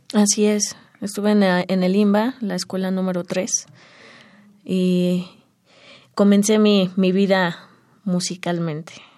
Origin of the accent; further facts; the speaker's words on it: Mexico City, Mexico; also born or lived in Santa María Xoxoteco, Metztitlán, Hidalgo, Mexico; Desde muy pequeña. Sí. Ya soy chilanga.